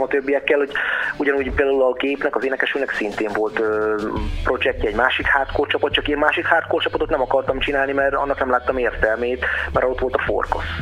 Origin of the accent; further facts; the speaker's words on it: Eger, Heves, Hungary; nekem egriként